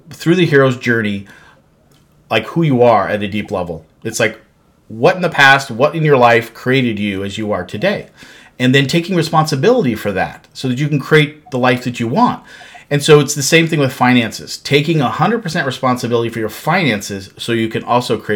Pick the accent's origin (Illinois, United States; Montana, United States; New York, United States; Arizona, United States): Montana, United States; now in Kansas City, United States; grew up in Montana